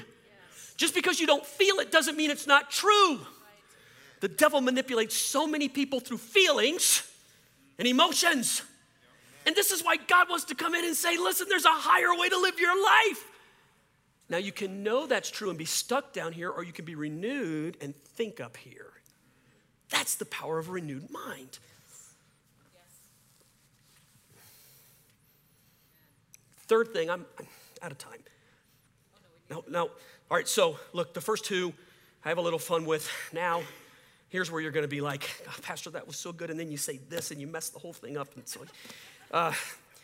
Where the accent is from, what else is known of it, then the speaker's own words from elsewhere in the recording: Cajun, Louisiana, United States; I'm a Cajun